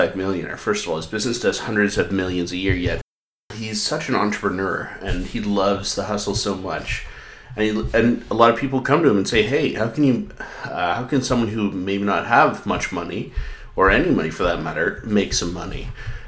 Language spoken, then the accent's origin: English; Canada; I'm Scottish, not Irish. Well, I'm Canadian, but my grandpa was born in Scotland